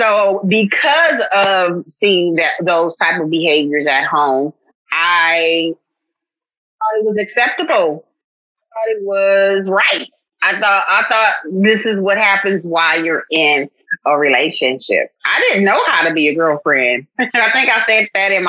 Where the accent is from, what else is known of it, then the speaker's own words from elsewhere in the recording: Oakland, California, United States; moved away as an adult; now in Houston, United States; I'm originally from the Bay Area. I'm from Oakland, California. I have relocated to Houston